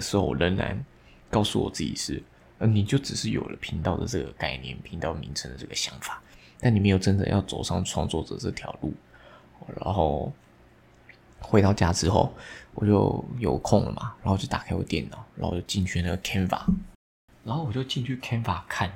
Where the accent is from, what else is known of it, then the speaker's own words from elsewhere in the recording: Taiwan; 我们台湾人